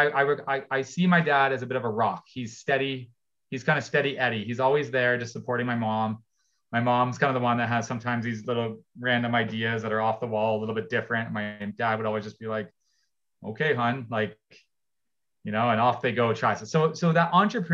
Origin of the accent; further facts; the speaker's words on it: Ontario, Canada; I grew up in Ontario